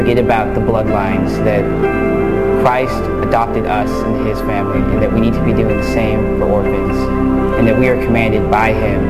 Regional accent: Texas, United States; also born or lived in Daegu, South Korea; I was born in Daegu City, South Korea in 1996, and I was adopted by my family in Texas 18 months later.

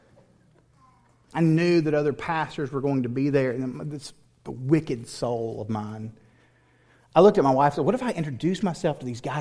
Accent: Tennessee, United States; also born or lived in Houston area, Texas; now in Texas, United States; I grew up in Tennessee

